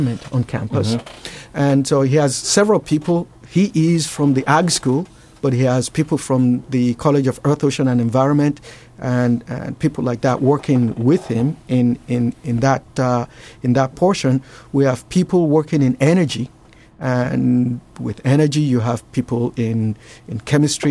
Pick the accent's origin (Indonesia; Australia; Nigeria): Nigeria; moved away; I grew up in Nigeria